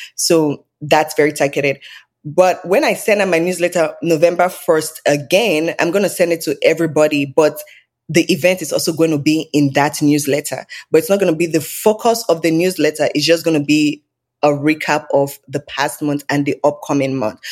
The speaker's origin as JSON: {"language": "English", "country": "Nigeria", "tie": "born or raised there", "moved": "yes", "lives_now": "Canada", "said": "So, I'm Nigerian. I was born and raised in Nigeria."}